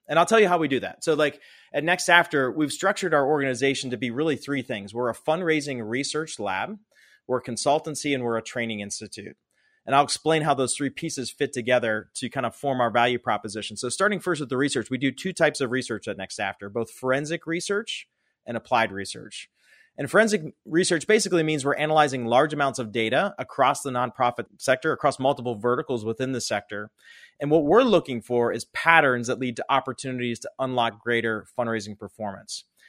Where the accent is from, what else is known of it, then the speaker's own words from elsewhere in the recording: Pittsburgh, Pennsylvania, United States; I grew up in Pittsburgh, Pennsylvania.